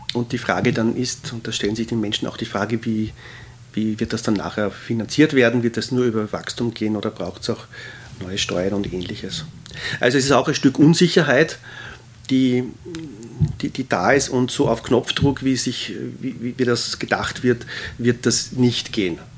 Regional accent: Austria; die wir als Österreicher vielleicht durch die lange Habsburger Zeit stärker

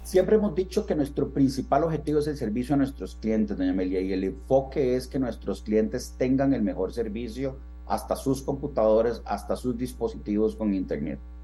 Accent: Costa Rica; somos ticos

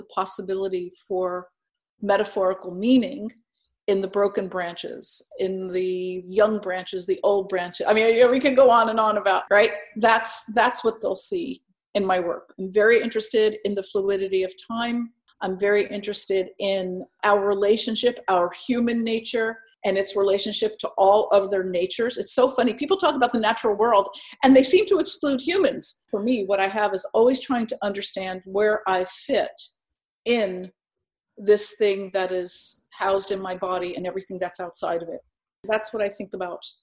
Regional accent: Bloomfield, New Jersey, United States; also born or lived in Newark, New Jersey; I was born in Newark and grew up in Bloomfield, New Jersey

